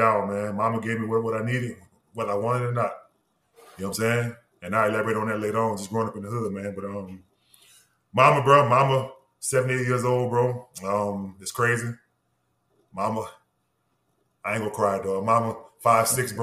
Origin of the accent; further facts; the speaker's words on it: Norco, Louisiana, United States; moved away as an adult; also born or lived in New Orleans / Pittsburgh / Lawrenceville, Georgia; growing up on the outskirts of New Orleans in the 90s, late 80s, mid-80s, late 80s, early 90s